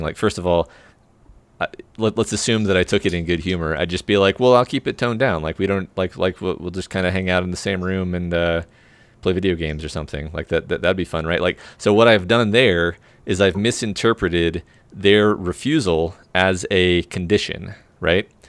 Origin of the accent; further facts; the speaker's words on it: Texas, United States; I'm super from Guestland, which is another name for Texas